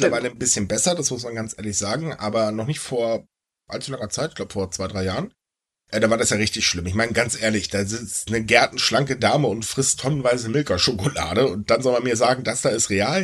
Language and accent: German; Northern Germany, Germany; ich bin kein Bayer, ich bin gefälligst Norddeutscher.